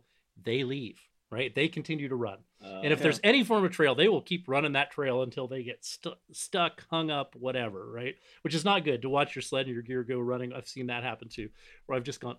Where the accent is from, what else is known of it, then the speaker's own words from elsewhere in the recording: Northeast Ohio, United States; I grew up in Northeast Ohio